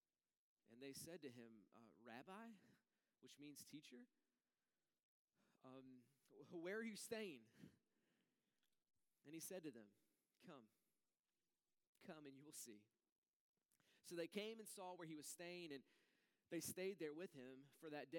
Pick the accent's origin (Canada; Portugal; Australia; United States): United States; North Carolina; also born or lived in Raleigh; I grew up in North Carolina